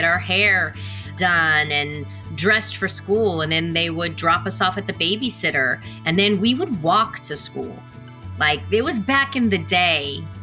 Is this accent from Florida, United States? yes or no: no; Killeen, Texas, United States; also born or lived in Copperas Cove, Texas / Mililani, Hawaii; I grew up in Killeen, Texas, Copperas Cove, Texas, Mililani, Hawaii, uh, Oahu.